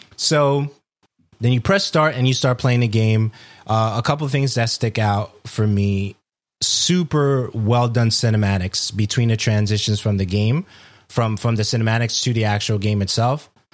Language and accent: English; New York City, New York, United States; I'm from Brooklyn.